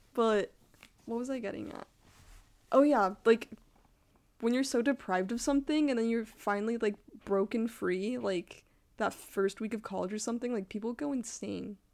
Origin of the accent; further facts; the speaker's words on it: Utah, United States; now in San Diego, United States; I'm from Utah, and, like, religion is part of your life